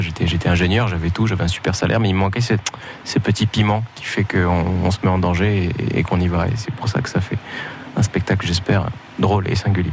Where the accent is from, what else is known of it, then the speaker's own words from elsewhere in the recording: Morocco; moved away; j'ai grandi au Maroc